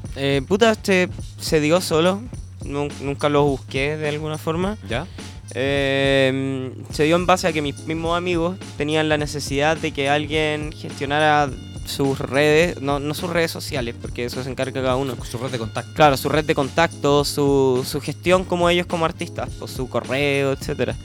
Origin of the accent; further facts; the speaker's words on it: Concepción, Biobío, Chile; de donde soy yo, en Conce siempre ha habido eh, harta represión de los pacos